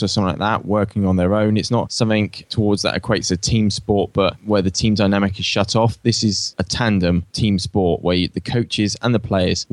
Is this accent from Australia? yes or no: yes; Australia; accent: Aussie; my Aussie accent